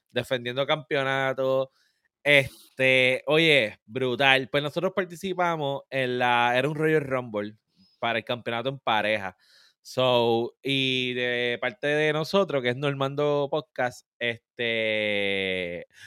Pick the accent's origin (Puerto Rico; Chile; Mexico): Puerto Rico; Cataño; Demostrando que soy de Cataño. De ah, Cataño, papá.